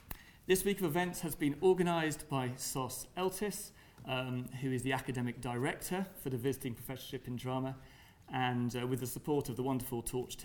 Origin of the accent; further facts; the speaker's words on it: Birmingham, West Midlands, United Kingdom; the great city of Birmingham, my hometown